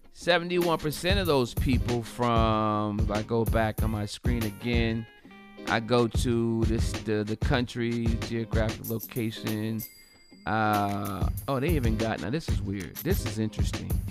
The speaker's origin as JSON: {"language": "English", "region": "Delaware", "country": "United States", "said": "my home state of Delaware."}